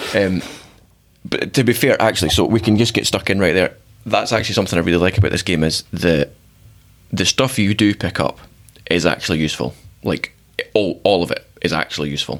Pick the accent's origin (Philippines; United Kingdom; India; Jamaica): United Kingdom; Scotland; I'm from Scotland